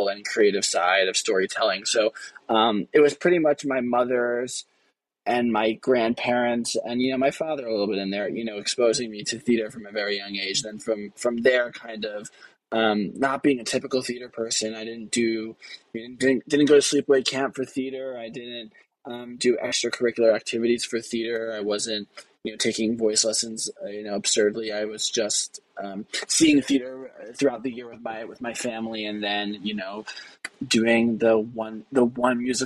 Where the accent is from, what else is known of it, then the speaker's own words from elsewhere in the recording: Westchester County, New York, United States; growing up in Westchester County, New York